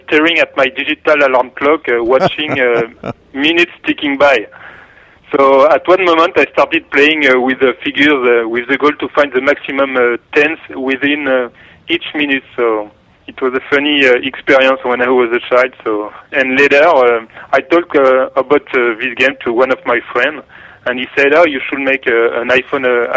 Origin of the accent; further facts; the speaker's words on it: Paris, Île-de-France, France; English is a second language; I have a strong accent, so you can hear that I'm from Paris.